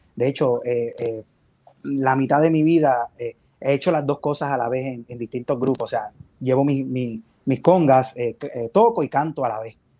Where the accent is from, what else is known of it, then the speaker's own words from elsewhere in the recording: Bayamón, Puerto Rico; yo soy de, de Bayamón, de Bayamón.